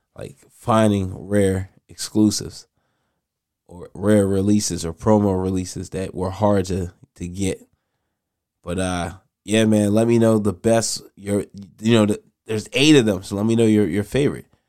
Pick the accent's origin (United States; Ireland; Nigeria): Nigeria; I'm Nigerian.